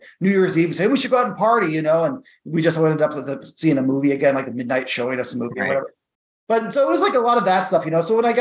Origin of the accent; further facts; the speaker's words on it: St. Louis, Missouri, United States; I grew up in St. Louis, Missouri, which is like in the suburbs of St. Louis, Missouri.